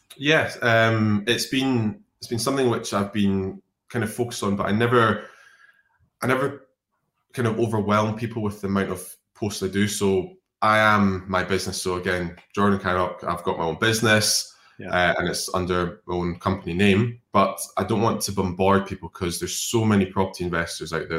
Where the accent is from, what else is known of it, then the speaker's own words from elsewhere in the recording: Scotland, United Kingdom; a Scottish drinking person